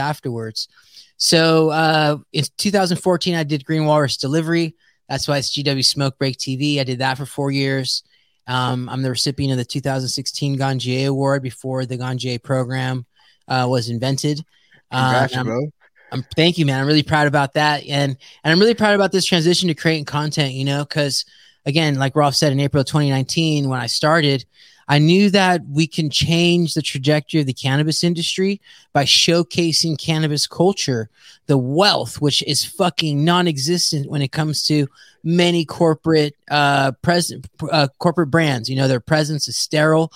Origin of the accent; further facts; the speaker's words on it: San Jose, California, United States; I'm a first generation American, born and raised in San Jose.